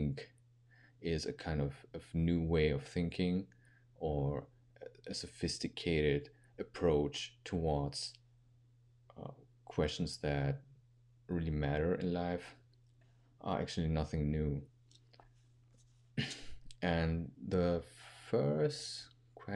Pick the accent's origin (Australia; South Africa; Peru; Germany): Germany; English is a second language; I'm actually a second or third generation kid that was born actually in Germany